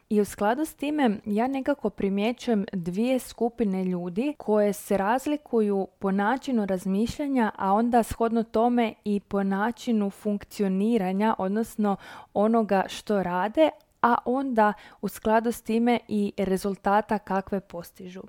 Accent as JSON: {"language": "Croatian", "country": "Croatia", "said": "kod nas u Hrvatskoj"}